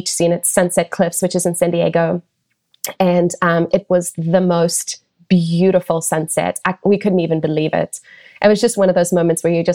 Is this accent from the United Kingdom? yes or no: no; South Africa; moved away; where I was raised in South Africa